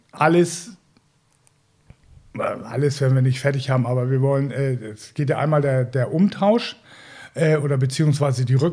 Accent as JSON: {"language": "German", "region": "Northern Germany", "country": "Germany", "said": "das können wir uns hier als, als Norddeutsche ist ja easy"}